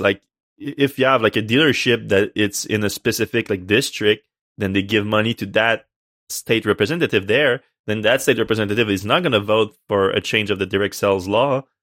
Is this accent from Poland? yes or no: no; Canada; I'm Canadian